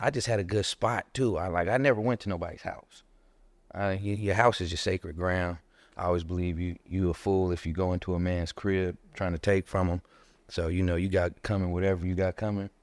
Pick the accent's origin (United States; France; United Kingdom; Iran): United States; Inglewood, California; I grew up in Harlem Park